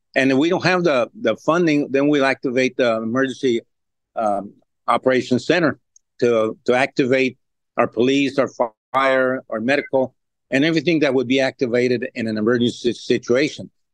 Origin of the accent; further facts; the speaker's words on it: Laredo, Texas, United States; I have I've been born and raised here and have been all my life here